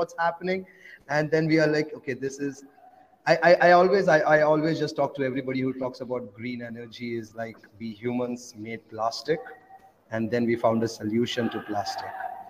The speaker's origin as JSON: {"language": "English", "country": "India", "second_language": "English", "lives_now": "Kenya", "said": "I'm from India, and I'm traveling 40 countries in 400 days by just using Bitcoin."}